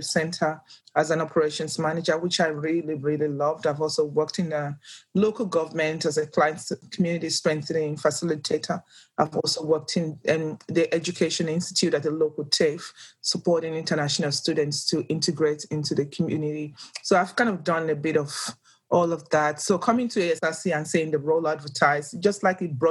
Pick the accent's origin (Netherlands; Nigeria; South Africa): Nigeria; English is a second language; moved away as an adult; now in Australia; I'm originally from Nigeria